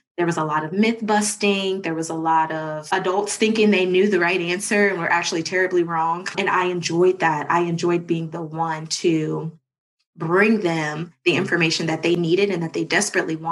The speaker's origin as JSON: {"language": "English", "town": "Cincinnati", "region": "Ohio", "country": "United States", "tie": "born or raised there", "moved": "as an adult", "lives_now": "Atlanta, United States", "said": "I am from Cincinnati, Ohio. Went to Walnut Hills High School"}